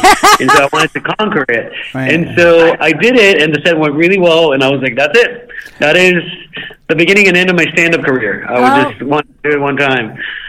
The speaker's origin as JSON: {"language": "English", "country": "Guatemala", "tie": "born or raised there", "also_born_or_lived": "New York City", "moved": "as an adult", "lives_now": "New York, United States", "said": "I grew up in Guatemala. I was born and raised there up until I was 19, and then I became an adult in New York. I've been here for 14 years."}